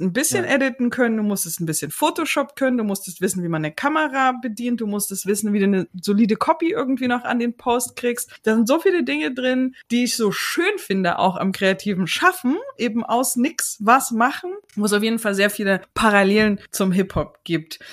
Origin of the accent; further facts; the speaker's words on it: Chemnitz, Saxony, Germany; Ich komme aus Chemnitz